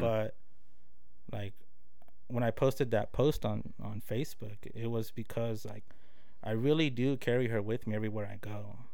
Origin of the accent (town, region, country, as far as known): Tulsa, Oklahoma, United States; born or raised there; also born or lived in Los Angeles, California